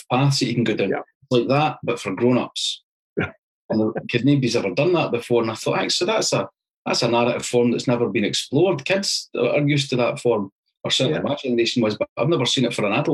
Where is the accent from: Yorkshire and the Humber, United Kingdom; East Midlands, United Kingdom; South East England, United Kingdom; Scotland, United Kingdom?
Scotland, United Kingdom; Falkirk; Born in Falkirk, went to university at Stirling